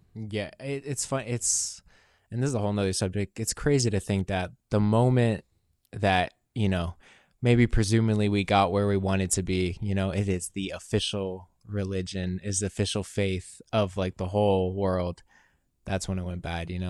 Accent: United States

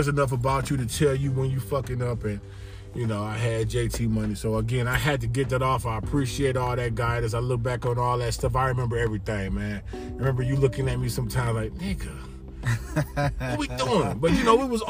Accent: Miami, Florida, United States; I grew up in Miami

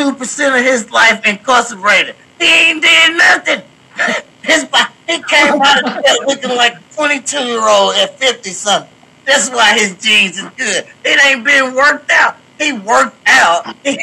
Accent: Washington, United States; now in Missouri, United States; I stay here in Missouri. I am a licensed cultivated grower. You know what I'm saying? I come from Washington.

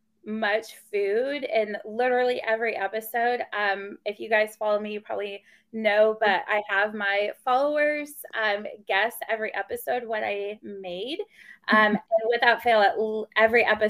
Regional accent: Texas, United States; I am a college counselor and I am from Texas

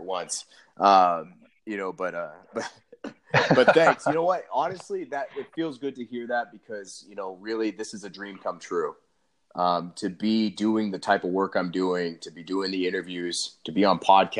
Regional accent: Maine, United States; moved away as an adult; now in Austin, United States; I am originally from Maine. I grew up there, born and raised

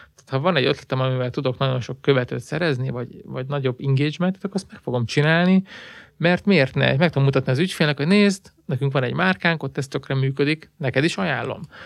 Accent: Hungary

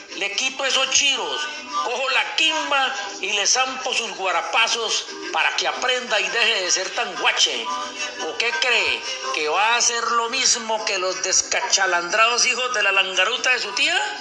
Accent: Opita, Huila, Colombia; accent: opita; A lo largo de mi vida he vivido y sentido todo el folclor, la alegría y tradiciones que nos caracterizan como buenos opitas. El acento pintoresco de picardía y lento es lo que nos caracteriza

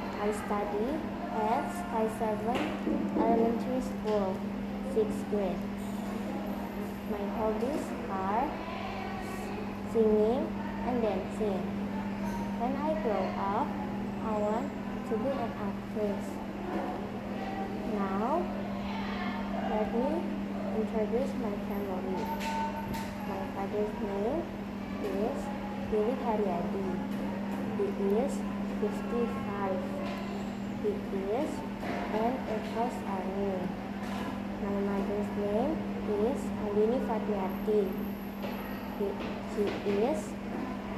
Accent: Bekasi, West Java, Indonesia; I was born in Bekasi

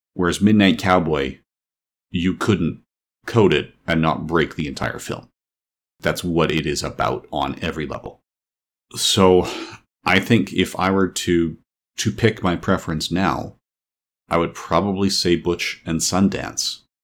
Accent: Canada; I'm a Canadian.

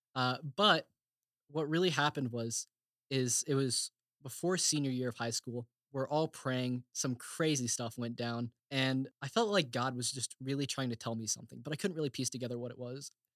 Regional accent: Bartlesville, Oklahoma, United States; moved away as an adult; now in Indiana, United States; I am from Bartlesville, Oklahoma

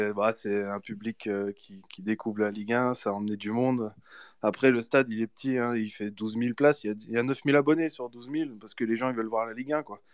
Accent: Nevers, Bourgogne-Franche-Comté, France; je suis né pas très loin d'Auxerre, à Nevers

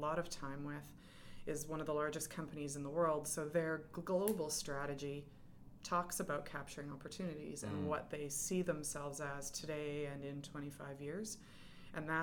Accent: Edmonton, Alberta, Canada; moved away as an adult; also born or lived in Calgary; now in England; I'm Western Canadian. I grew up in Edmonton, and then I lived in Calgary

